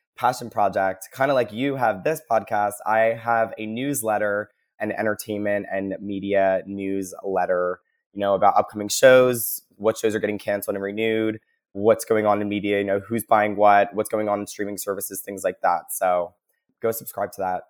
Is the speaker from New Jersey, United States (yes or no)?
yes; New Jersey, United States; moved away as an adult; also born or lived in Philadelphia, Pennsylvania; now in Seattle, United States; I'm originally from Jersey, uh, went to college in Philly, and then after I graduated, I accepted a job over at Amazon and got to move